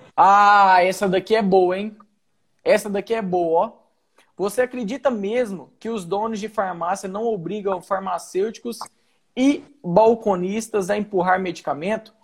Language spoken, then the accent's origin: Portuguese; Goiás, Brazil; moved away as an adult; also born or lived in Rio Grande do Sul; eu sou de Goiás